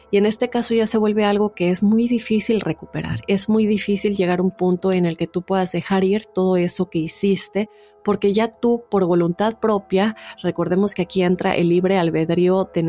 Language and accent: Spanish; Colombia; Desde que tengo memoria me han contado muchas historias sobre un pueblo en mi país, Colombia, que se ha vuelto muy popular y ya hace parte como de la cultura o el folclore